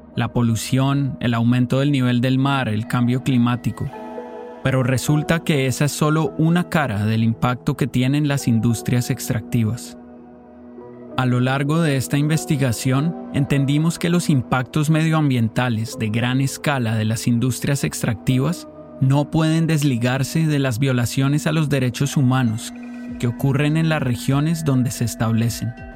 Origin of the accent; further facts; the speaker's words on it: Colombia; Yo crecí en Colombia, donde esta música es bien popular